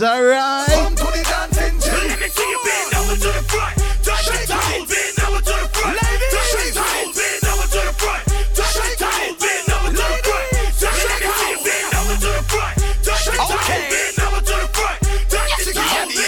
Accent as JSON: {"language": "English", "country": "Jamaica", "tie": "born or raised there", "said": "when I was growing up in Jamaica"}